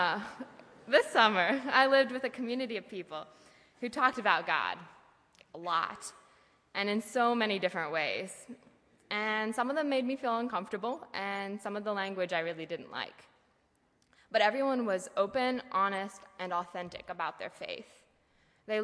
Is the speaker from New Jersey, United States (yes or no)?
no; Lancaster County, Pennsylvania, United States; moved away as an adult; now in Goshen, United States; I grew up in Lancaster County, PA